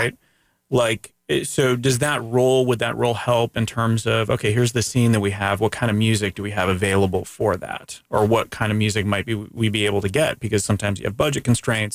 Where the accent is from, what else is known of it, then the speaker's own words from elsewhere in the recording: Central Florida, United States; first language Greek; English is a second language; also born or lived in Canada; I've lived in Florida for over forty-three years. In two parts of Central Florida.